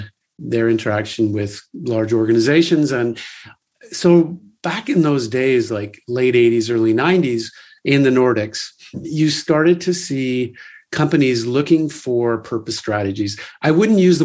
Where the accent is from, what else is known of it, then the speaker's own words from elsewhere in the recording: Canada; growing up in Canada